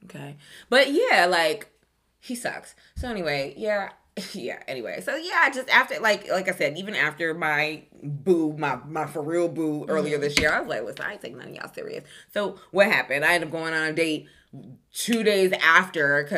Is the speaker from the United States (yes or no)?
yes; New York, United States; we're both from New York. We're both from the same place